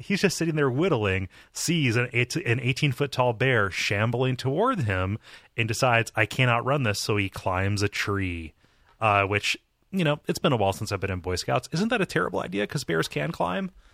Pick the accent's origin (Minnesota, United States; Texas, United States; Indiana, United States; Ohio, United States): Ohio, United States; my home state